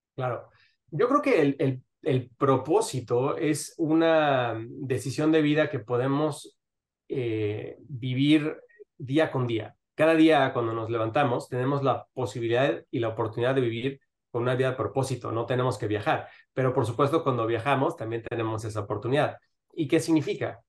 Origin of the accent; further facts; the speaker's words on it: Mexico City, Mexico; moved away as an adult; now in Miami, United States; yo nací en Miami, pero crecí en la Ciudad de México